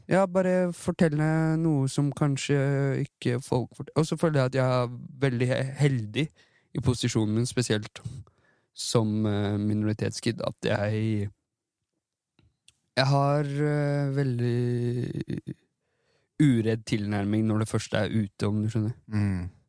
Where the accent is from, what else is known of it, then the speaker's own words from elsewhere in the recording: Iran; det er noe fornærmende for meg som iraner mm. å se at symbolikken på, på det mm. ble en anti-hijab-kamp.